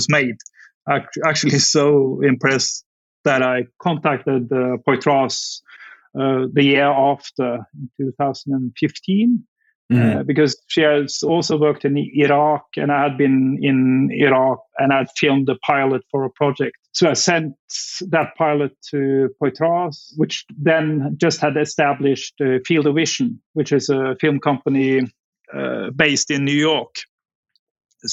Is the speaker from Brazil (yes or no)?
no; Norway; moved away as an adult; also born or lived in Afghanistan; I'm from Norway, which is obviously very close to Denmark.